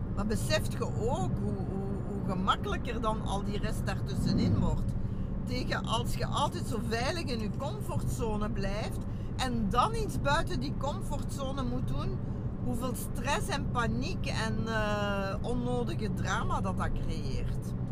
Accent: Genk, Flanders, Belgium; also born or lived in Brussels; ik ben nu van Genk, van Zwarberg

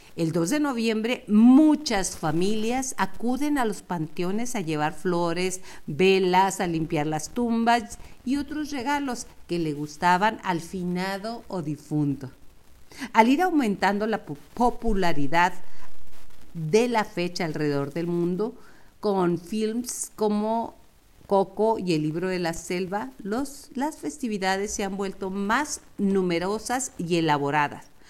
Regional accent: Mexico; nosotros los mexicanos celebramos básicamente Día de Muertos

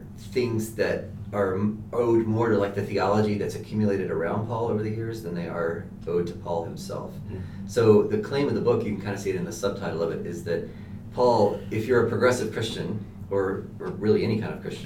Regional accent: Walnut Cove, North Carolina, United States; moved away as an adult; also born or lived in Colorado; now in Denver, United States; I am from North Carolina, a very, very small town in North Carolina, called Walnut Cove

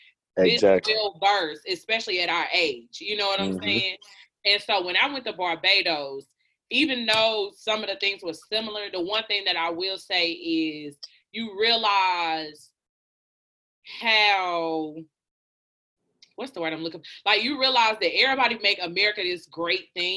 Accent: United States; as an American

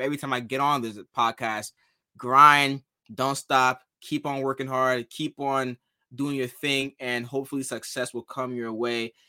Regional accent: New Jersey, United States; also born or lived in Ghana; I'm from Ghana and I'm also from New Jersey

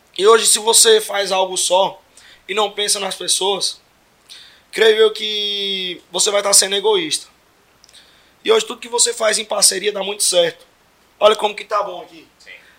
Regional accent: Araguaína, Tocantins, Brazil; sou daqui de Araguaína, nasci aqui, sou tocantinense

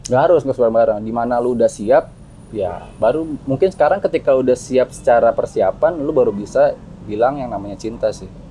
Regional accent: Bogor, West Java, Indonesia; udah dari kecil di Bogor

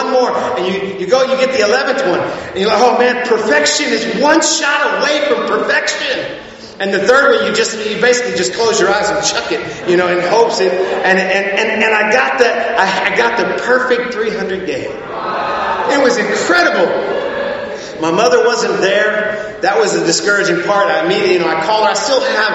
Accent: South Texas, United States; my hometown at one time in South Texas

